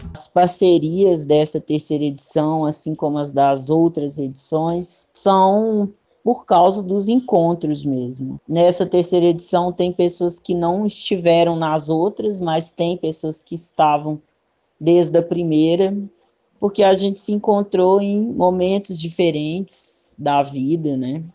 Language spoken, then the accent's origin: Portuguese; Sete Lagoas, Minas Gerais, Brazil; also born or lived in Belo Horizonte; Eu nasci em BH, mas fui criado em Sete Lagoas